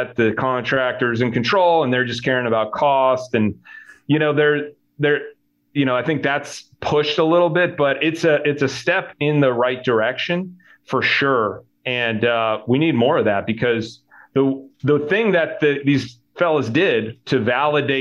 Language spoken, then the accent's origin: English; Connecticut, United States; I grew up in Connecticut, in a small town called Roway in Connecticut.